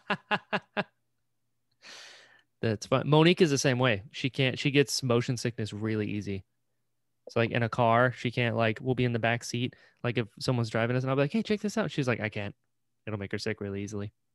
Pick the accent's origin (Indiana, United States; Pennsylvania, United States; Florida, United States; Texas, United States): Florida, United States; also born or lived in Elizabeth City, North Carolina; But we lived in Maple, and then when I was six, moved down to Florida.